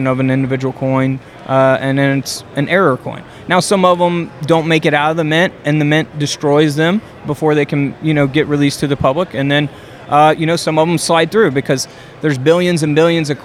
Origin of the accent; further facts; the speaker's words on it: Ludlow, Kentucky, United States; I originally grew up most of my life in Ludlow, Kentucky, which is about 5 minutes from downtown Cincinnati, Ohio.